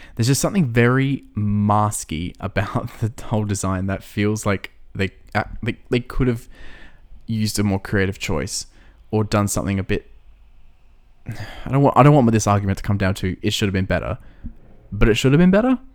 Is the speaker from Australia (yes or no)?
yes; Australia; we're Australian, right? We don't get taught American history at school.